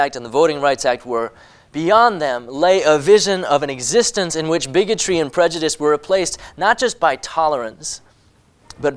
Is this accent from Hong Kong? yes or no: yes; Hong Kong; moved away; I was born in Hong Kong. I grew up there